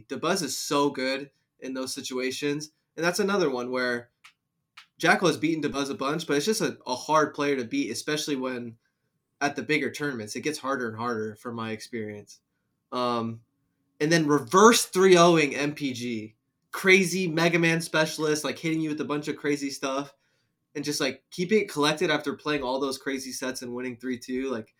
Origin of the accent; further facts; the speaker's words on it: New Jersey, United States; I'm from Jersey